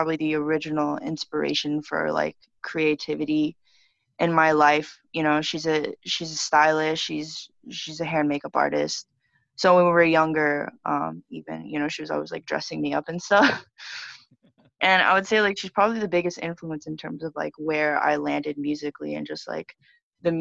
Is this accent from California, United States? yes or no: no; Dallas, Texas, United States; moved away as an adult; also born or lived in Los Angeles; now in New York, United States; I was born and raised in Dallas, Texas.